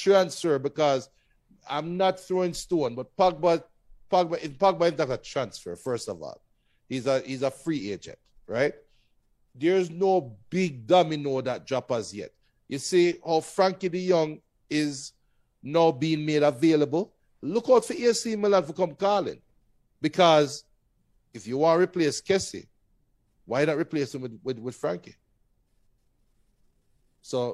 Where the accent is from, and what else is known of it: Jamaica